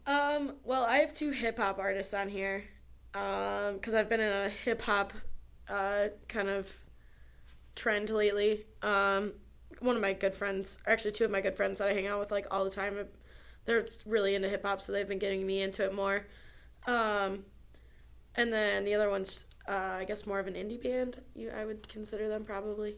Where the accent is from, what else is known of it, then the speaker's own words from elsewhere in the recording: near Ann Arbor, Michigan, United States; My hometown is near Ann Arbor